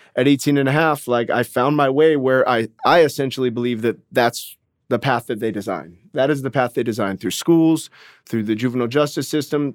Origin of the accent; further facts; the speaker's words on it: Orange County, California, United States; I grew up in Orange County, California